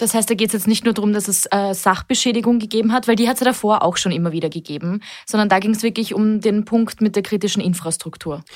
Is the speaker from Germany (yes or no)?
no; Austria; hier bei uns in Österreich